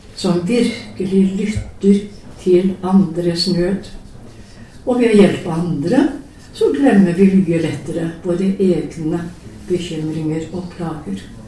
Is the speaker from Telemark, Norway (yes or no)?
yes; Telemark, Norway; en bonde hjemme i Telemark